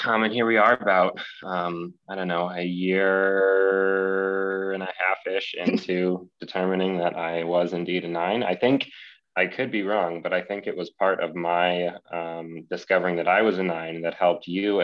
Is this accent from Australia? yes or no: no; Columbus, Ohio, United States; I am from Columbus, Ohio, right here in the Midwest.